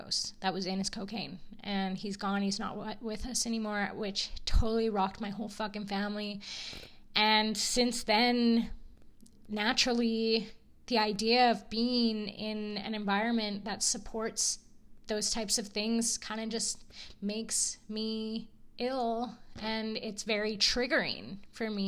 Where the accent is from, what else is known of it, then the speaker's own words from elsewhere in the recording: Edson, Alberta, Canada; moved away as an adult; now in Kelowna, Canada; my hometown, Edson